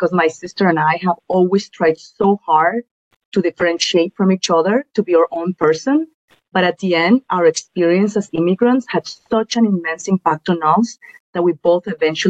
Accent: Guatemala; now in New York, United States; our life in Guatemala was tough. We experienced what many immigrant families go through, which is being separated from their loved ones for several years

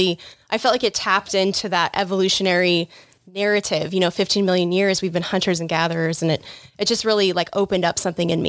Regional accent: Johnson County, Kansas, United States; moved away as an adult; also born or lived in California; I was born and raised in Johnson County, suburbs, vegetarian

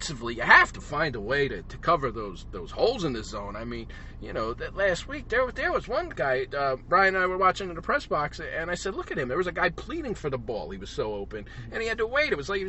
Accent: Philadelphia, Pennsylvania, United States; I'm from Philadelphia, so it's a hoagie guy.

